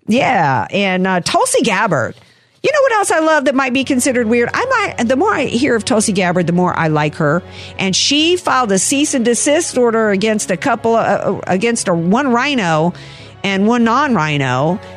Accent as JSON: {"language": "English", "town": "New Orleans", "region": "Louisiana", "country": "United States", "moved": "yes", "said": "when I first moved out here, because I'm from New Orleans"}